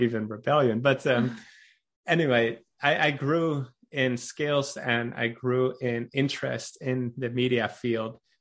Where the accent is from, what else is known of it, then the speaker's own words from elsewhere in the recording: Netherlands; now in Norway; I am from Holland